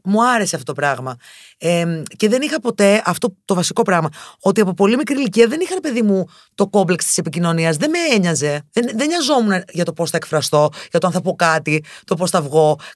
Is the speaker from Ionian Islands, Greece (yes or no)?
no; Thessaloniki, Central Macedonia, Greece; moved away as an adult; now in Athens, Greece; γεννήθηκα και μεγάλο στη Θεσσαλονίκη. Σπούδασα στη Θεσσαλονίκη